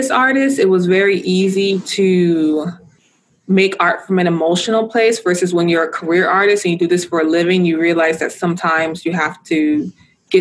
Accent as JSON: {"language": "English", "town": "Los Angeles", "region": "California", "country": "United States", "tie": "born or raised there", "said": "growing up in South Central Los Angeles"}